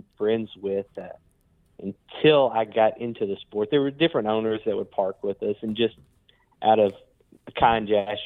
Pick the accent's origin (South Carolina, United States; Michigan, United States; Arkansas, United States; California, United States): Arkansas, United States; Hot Springs; growing up in Hot Springs